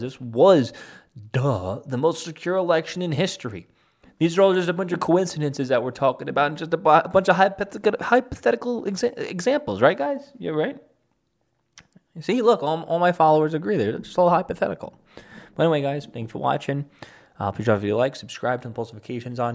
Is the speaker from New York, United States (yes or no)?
yes; New York City, New York, United States; my hometown in Staten Island, which is technically a part of New York City